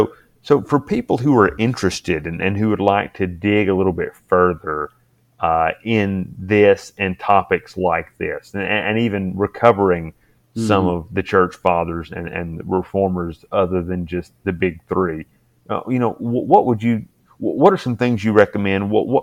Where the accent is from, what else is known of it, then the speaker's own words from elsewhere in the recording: United States; we've embraced, as American Protestants